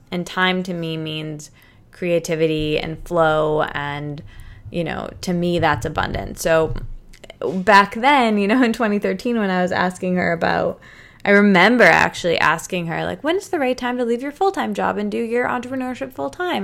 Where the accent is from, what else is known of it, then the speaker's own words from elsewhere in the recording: Michigan, United States; moved away; I'm from Michigan and I was living in Michigan for a really long time